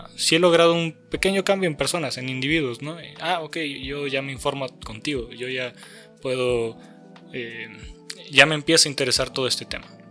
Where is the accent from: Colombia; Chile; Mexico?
Mexico; also born or lived in San Luis Potosí / Guadalajara; el México que vivimos